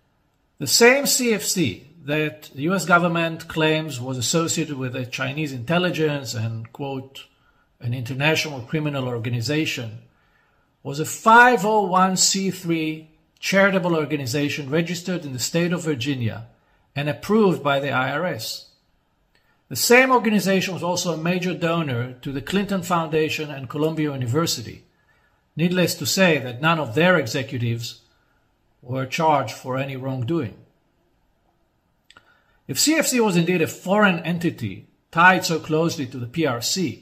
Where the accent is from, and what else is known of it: Israel